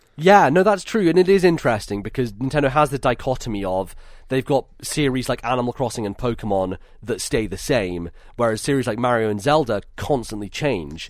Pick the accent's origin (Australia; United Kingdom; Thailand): United Kingdom; my experience as being a British person